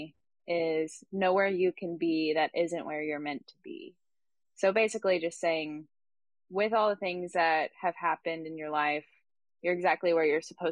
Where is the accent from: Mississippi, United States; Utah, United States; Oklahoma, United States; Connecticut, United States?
Oklahoma, United States; Tulsa; I'm from Tulsa, Oklahoma.